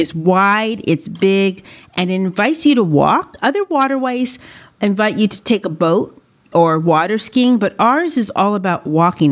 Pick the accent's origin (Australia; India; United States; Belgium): United States; San Francisco, California; also born or lived in New York City / Los Angeles; I grew up in San Francisco, California